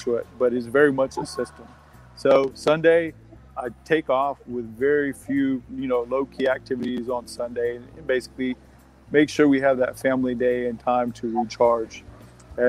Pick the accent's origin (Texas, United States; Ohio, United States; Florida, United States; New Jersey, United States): Texas, United States; I grew up in Texas